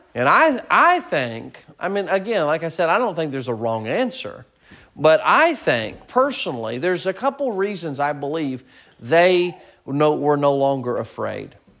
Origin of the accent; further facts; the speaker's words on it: United States; moved away; also born or lived in Kansas / Arkansas; growing up in Kansas and Arkansas and then moving here